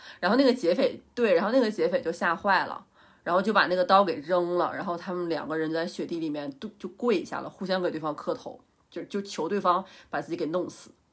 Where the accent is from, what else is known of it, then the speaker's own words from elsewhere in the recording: Northeast China, China; moved away; 虽然我是东北人